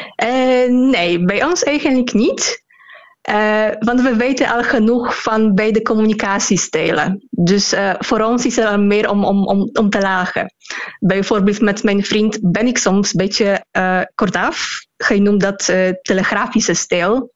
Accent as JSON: {"language": "Dutch", "country": "Poland", "second_language": "Dutch", "said": "ik in het Pools doe"}